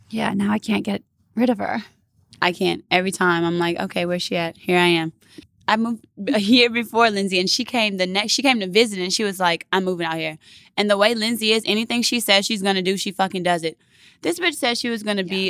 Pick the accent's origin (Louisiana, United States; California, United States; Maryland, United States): Louisiana, United States; Baton Rouge; moved away; Yeah, I'm from Baton Rouge, Rouge Louisiana. Okay. The youngest of five girls